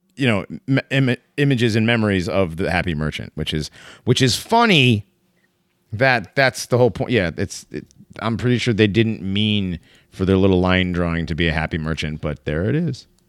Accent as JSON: {"language": "English", "region": "Connecticut", "country": "United States", "said": "I'm from Connecticut"}